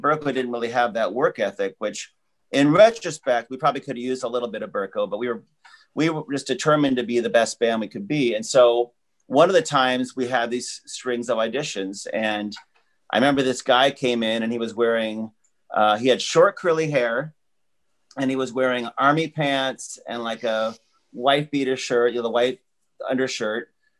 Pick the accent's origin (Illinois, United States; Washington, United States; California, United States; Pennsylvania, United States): Washington, United States; Seattle; moved away; also born or lived in Hollywood; we're from Seattle